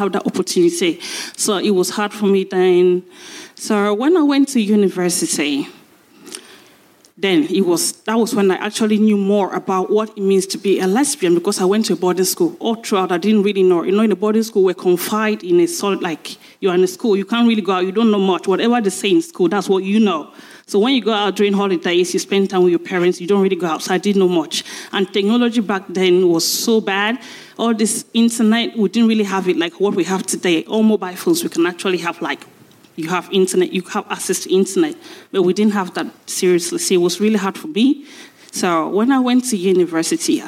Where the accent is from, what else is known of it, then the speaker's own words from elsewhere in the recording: Cameroon; now in United Kingdom; I'm from Cameroon